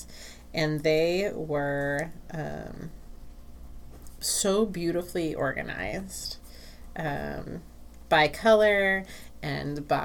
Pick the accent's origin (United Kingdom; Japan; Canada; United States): United States; being an American